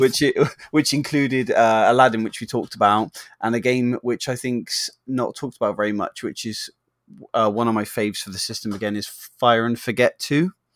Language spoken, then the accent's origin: English; England, United Kingdom; we're English